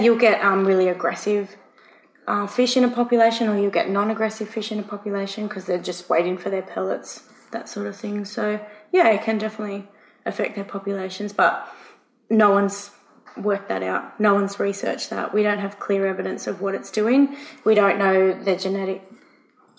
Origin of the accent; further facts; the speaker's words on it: East Coast, Australia; I'm from the East Coast.